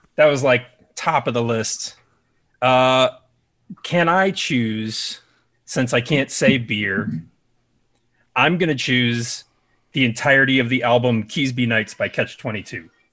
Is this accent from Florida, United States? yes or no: no; Chicago, Illinois, United States; I'm from the Chicagoland area.